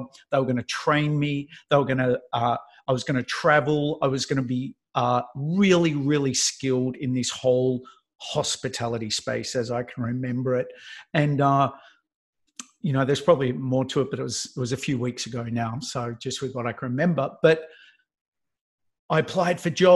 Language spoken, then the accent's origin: English; Melbourne, Victoria, Australia; moved away as an adult; because I lived in Melbourne. I'm from Melbourne